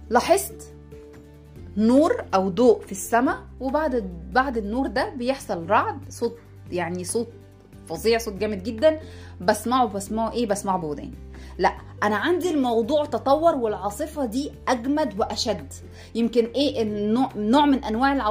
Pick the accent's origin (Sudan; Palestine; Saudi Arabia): Sudan; عندنا في السودان بنقول عليها الصقعه يعني ايه بنقلب العين مكان مكان القاف طبعا باختلاف القاف بتتقلب لجيم في اللهجه السودانيه بتاعتنا